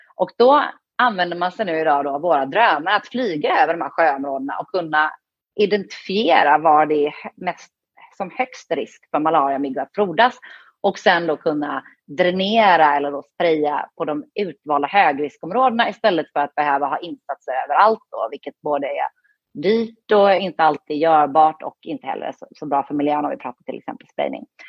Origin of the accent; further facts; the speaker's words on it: Höllviken, Skåne, Sweden; moved away as an adult; also born or lived in Gothenburg, Sweden / Lakeland, Florida, United States; Så jag är född i Göteborg, eh, från början. och bodde där de första åren i mitt liv. Och sen så flyttade jag till Skåne. När det var dags att börja skolan